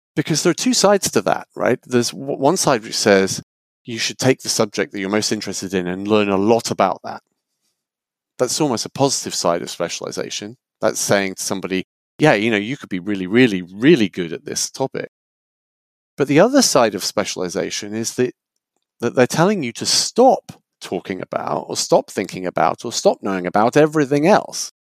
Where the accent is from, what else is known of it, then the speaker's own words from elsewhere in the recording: United Kingdom; moved away as an adult; now in United States; I'm originally British before I moved to the US